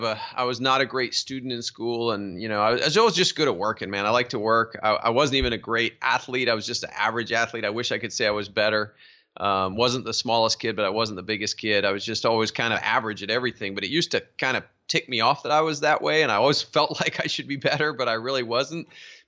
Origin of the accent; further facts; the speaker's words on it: South East England, United Kingdom; So yeah, I was raised overseas in Surrey, England.